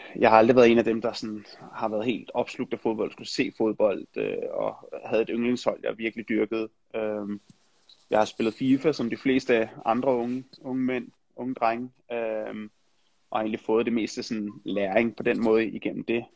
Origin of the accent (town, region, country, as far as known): Denmark; moved away as an adult; also born or lived in Netherlands / England